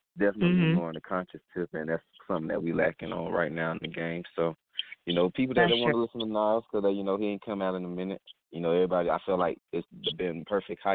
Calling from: Atlanta, Georgia, United States; I'm calling from Atlanta

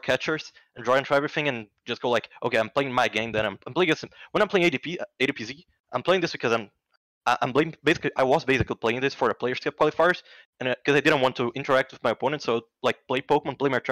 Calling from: Rio de Janeiro, Brazil; I'm calling from Rio de Janeiro, Brazil

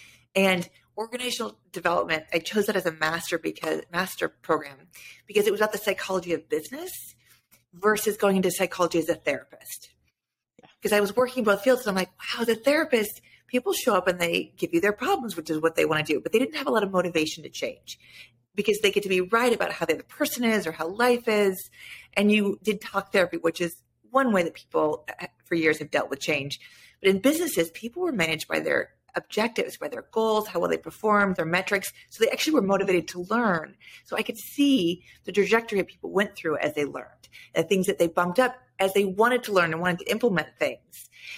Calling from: California, United States; I'm in Northern California, about an hour north of San Francisco.

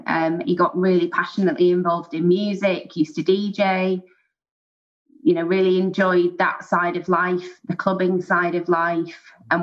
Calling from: Merseyside, North West England, United Kingdom; I'm calling from England. So I'm based in Merseyside in the United Kingdom.

